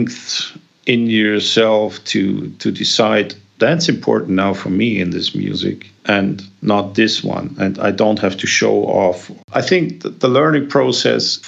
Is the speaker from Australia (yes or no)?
no; Germany; I grew up in Germany